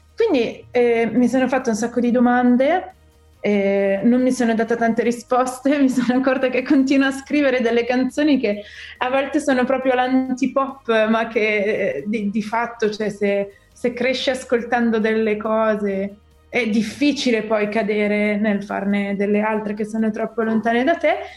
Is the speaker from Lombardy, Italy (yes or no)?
yes; Milan, Lombardy, Italy; sono milanese proprio fino al midollo